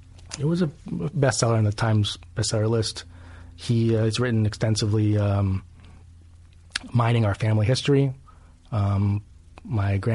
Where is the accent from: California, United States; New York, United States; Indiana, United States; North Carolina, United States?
California, United States; Los Angeles; I was raised first in Hollywood and then we moved to Beverly Hills.